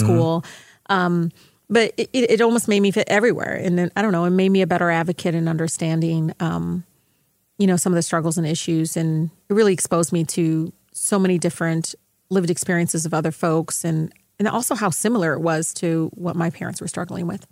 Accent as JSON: {"language": "English", "town": "Detroit", "region": "Michigan", "country": "United States", "tie": "born or raised there", "said": "I grew up in Southwest Detroit"}